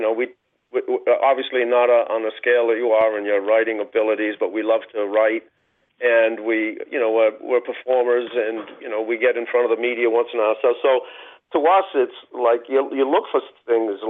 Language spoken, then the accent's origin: English; Boston, Massachusetts, United States; I grew up in Roxbury